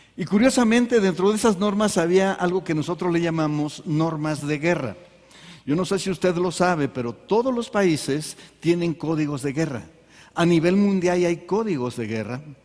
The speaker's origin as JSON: {"language": "Spanish", "country": "Mexico", "tie": "born or raised there", "said": "Aquí nacimos."}